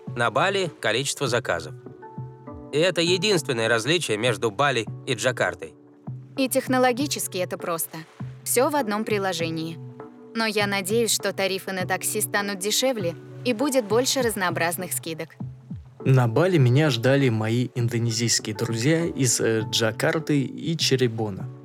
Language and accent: Russian; Russia; ты из России